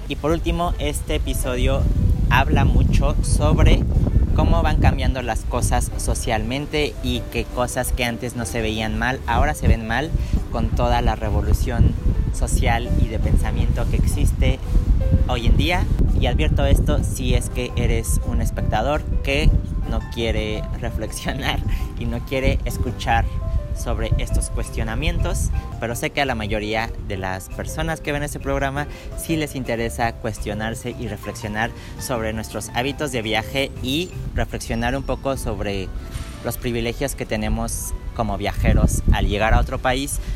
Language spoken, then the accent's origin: Spanish; Mexico; mi propio país porque soy mexicano